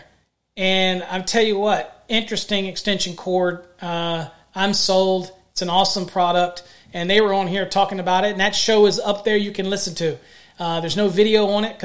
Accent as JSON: {"language": "English", "area": "foothills of the Blue Ridge Mountains", "region": "Virginia", "country": "United States", "tie": "born or raised there", "moved": "as an adult", "lives_now": "Texas, United States", "said": "I'm a Texan with Virginia roots, okay? I grew up in the foothills of the Blue Ridge Mountains"}